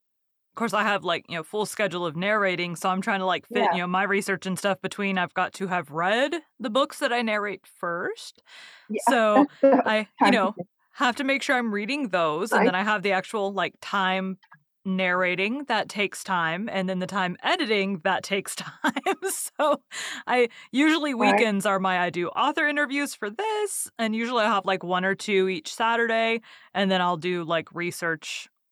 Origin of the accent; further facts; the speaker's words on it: Dallas, Texas, United States; I've lived in Texas my whole life.